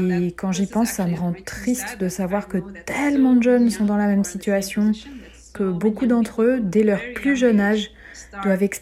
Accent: Germany; je me sens européenne, je me sens allemande, et que c'est là que je vis, c'est mon pays d'origine

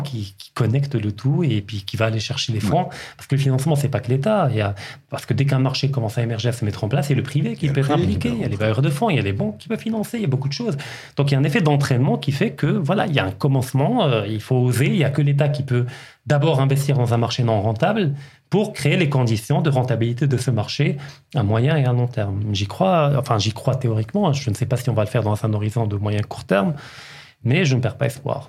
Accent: Kenitra, Rabat-Salé-Kénitra, Morocco; j'ai grandi à Kenitra

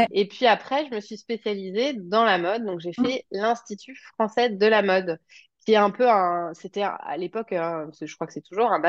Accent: Paris, Île-de-France, France; also born or lived in Rouen, France / Toulouse, France / Martinique; donc j'ai, je suis née à Paris, j'ai grandi en partie en banlieue parisienne, mais j'ai aussi habité en Normandie, à Rouen, j'ai habité à Toulouse, j'ai habité en Martinique.

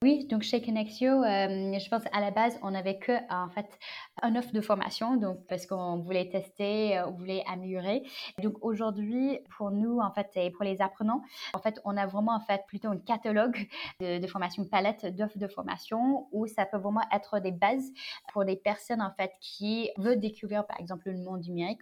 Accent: United States; French is a second language; moved away as an adult; also born or lived in China; now in Paris, France; je suis née en Chine, j'ai grandi aux États-Unis.

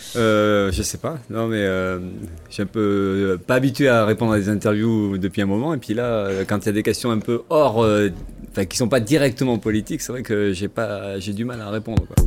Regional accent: Gironde, Nouvelle-Aquitaine, France; born or raised there; also born or lived in Gagny / Villemomble / Le Blanc-Mesnil; now in Bordeaux, France

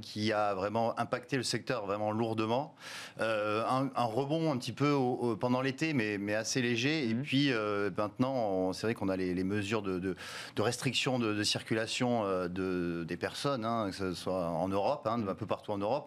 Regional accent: France; chez nous en France

